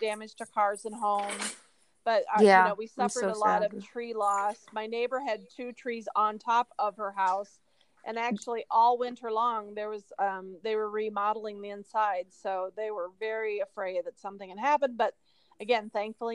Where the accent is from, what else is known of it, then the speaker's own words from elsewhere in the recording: Iowa, United States; moved away; I'm from Iowa